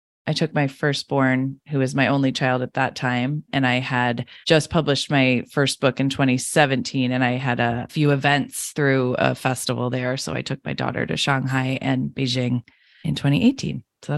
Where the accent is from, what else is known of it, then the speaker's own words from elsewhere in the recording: New Hampshire, United States; also born or lived in Michigan / China / Singapore / Costa Rica; now in San Francisco, United States; I was born in Michigan, have never really been back there, but I grew up in New Hampshire and have lived in China, Singapore, Costa Rica, France, and Los Angeles.